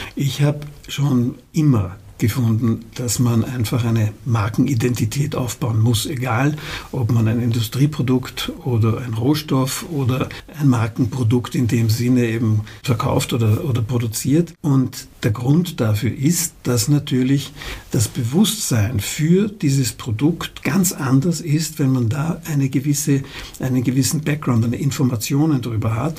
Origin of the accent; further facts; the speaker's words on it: Hohenems, Vorarlberg, Austria; also born or lived in Vienna; weil ich bin ja in Vorarlberg hauptsächlich aufgewachsen. Mit fünf Jahren kamen, kamen wir von Wien nach Hohenems